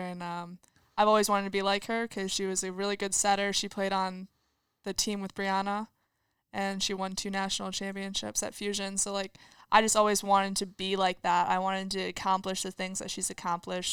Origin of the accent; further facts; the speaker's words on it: LaSalle, Illinois, United States; I am from LaSalle, Peru